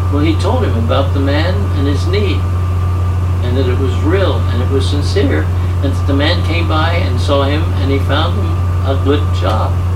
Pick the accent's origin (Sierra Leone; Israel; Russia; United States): United States; Kentucky; being from Kentucky